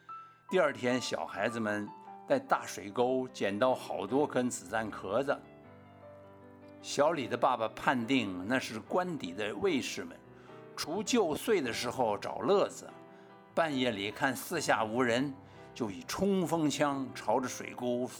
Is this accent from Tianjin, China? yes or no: no; Beijing, China; now in Taiwan; 他们有时候就听不懂广播电台播放的相声，就问我这个从北平来的孩子，他们都在讲啥子哟？